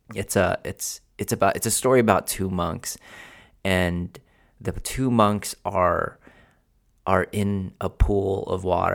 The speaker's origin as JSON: {"language": "English", "country": "Philippines", "tie": "born or raised there", "moved": "yes", "lives_now": "United States", "said": "I was born in Philippines, where um, literally my house was the size of my office, and the the house that I that I lived in literally was one of those stilts"}